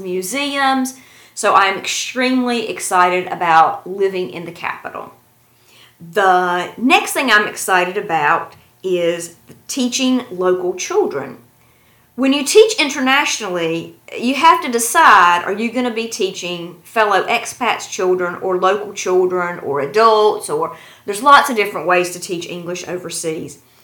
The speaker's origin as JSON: {"language": "English", "region": "North Carolina", "country": "United States", "tie": "born or raised there", "also_born_or_lived": "China", "moved": "as an adult", "lives_now": "Tashkent, Uzbekistan", "said": "my hometown in North Carolina"}